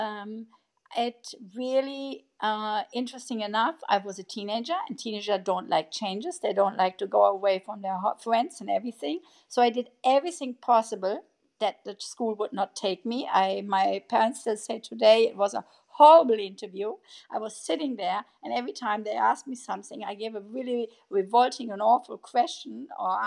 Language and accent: English; Germany; English is a second language; moved away as an adult; also born or lived in Hawaii / England / Congo / Berlin; I was raised in Germany, but then afterwards I lived in Hawaii.